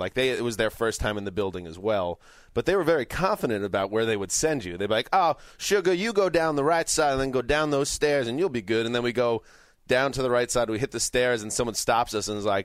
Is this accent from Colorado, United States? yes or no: no; a town north of New York City, United States; We grew up in New York, a town north of New York City